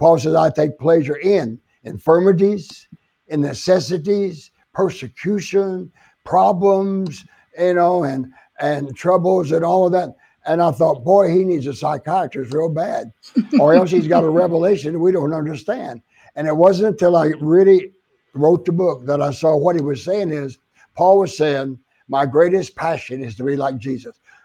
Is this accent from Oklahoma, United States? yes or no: yes; Oklahoma, United States; also born or lived in San Antonio, Texas / Phoenix, Arizona; now in Florida, United States; I was from Oklahoma, the South